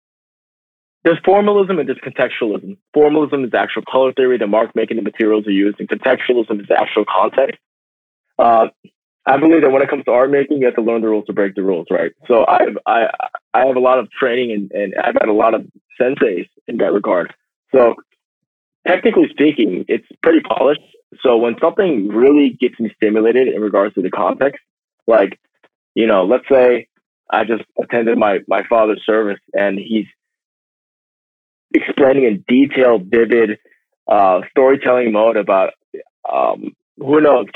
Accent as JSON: {"language": "English", "country": "United States", "said": "I'm an American."}